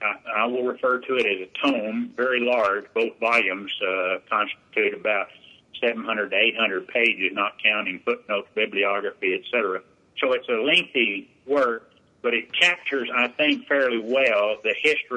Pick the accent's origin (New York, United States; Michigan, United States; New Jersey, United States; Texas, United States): Texas, United States; Borger; also born or lived in Fort Worth, Texas; I grew up in the Texas Panhandle.